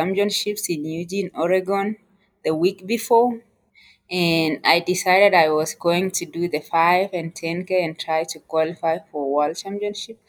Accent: Kenya; moved away as an adult; also born or lived in United States; now in Colorado Springs, United States; I am originally from Kenya. I moved to the United States in 2015.

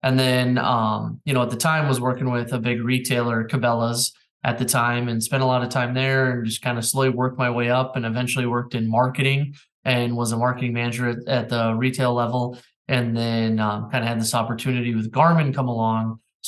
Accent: Minnesota, United States; You know, Minnesota is one of those states tha

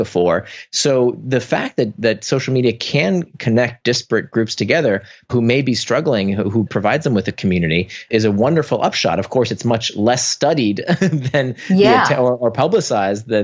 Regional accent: Orlando, Florida, United States; moved away as an adult; also born or lived in Atlanta / California; now in New York, United States; I grew up in Orlando

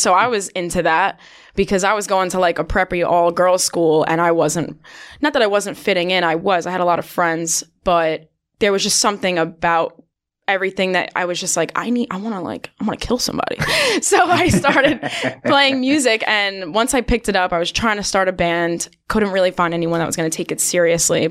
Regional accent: New York, United States; I'm from New York.

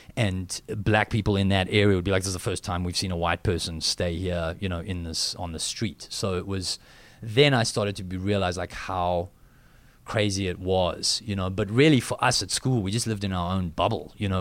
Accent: South Africa

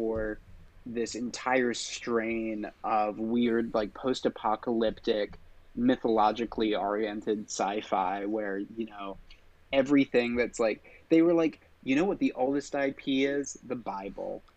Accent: England, United Kingdom; I grew up in England

